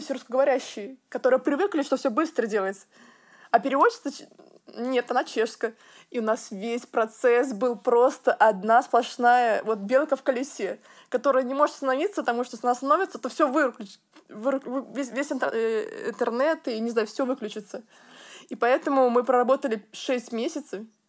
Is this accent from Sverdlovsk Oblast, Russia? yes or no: no; Tver, Tver Oblast, Russia; moved away; маникюрный салон в моем родном городе в России Тверь.